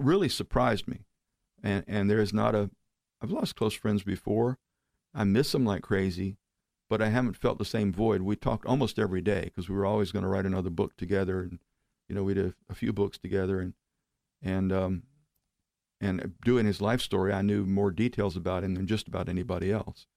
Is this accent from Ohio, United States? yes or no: no; Oklahoma, United States; moved away as an adult; now in Florida, United States; we're from Oklahoma, right? Now, I've, I lived in Florida now almost thirty years